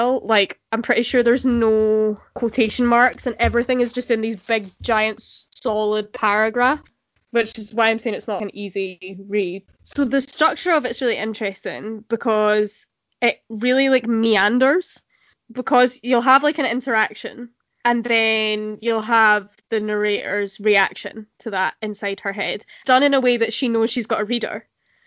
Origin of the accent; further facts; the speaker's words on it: central Scotland, United Kingdom; being Scottish, obviously, it's not the same as Irish, but in central Scotland we do have a lot of overflow culture from the Troubles.